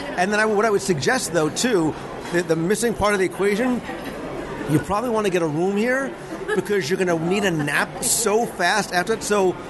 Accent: New York, Northeast, United States; we come from the Northeast and from, you know, the New York, New Jersey area

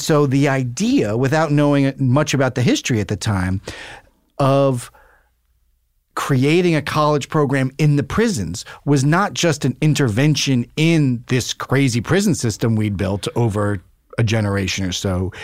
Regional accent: New York City, New York, United States; I grew up in New York City

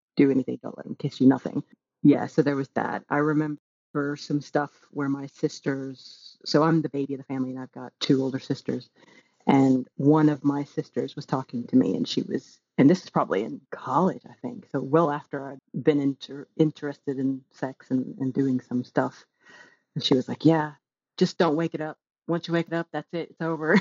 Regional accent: the South, Texas, United States; moved away as an adult; now in United Kingdom; growing up in the South in, in the States

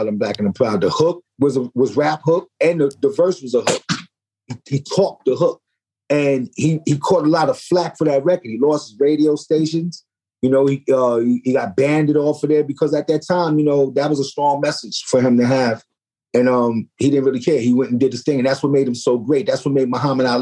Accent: New York City, New York, United States; I come from the Bronx. I come from the good part of the Bronx, of Kingsbridge

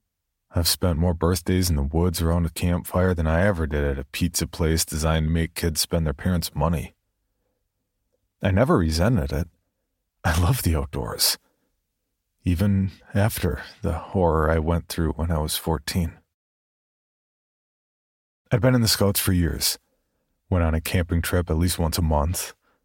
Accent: San Antonio, Texas, United States; I grew up in San Antonio, Texas, and this was as far from home as I could get.

